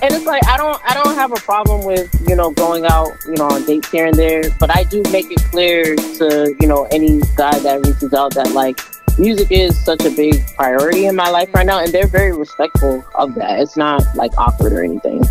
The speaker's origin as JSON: {"language": "English", "town": "Boston", "region": "Massachusetts", "country": "United States", "tie": "born or raised there", "also_born_or_lived": "Roslindale, Boston", "said": "I was born and raised in, in Massachusetts, Boston to be exact. Um, grew up in Mattapan"}